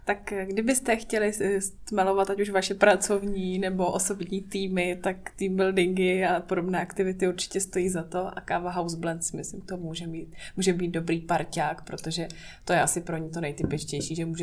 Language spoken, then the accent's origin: Czech; Prague, Czechia; moved away as an adult; now in Brno, Czech Republic; Já jsem v Praze žila 20 let